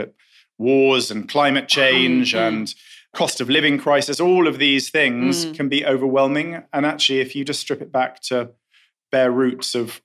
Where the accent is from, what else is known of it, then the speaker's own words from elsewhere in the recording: London, United Kingdom; I grew up in London. I could see Marble Arch from my bedroom window.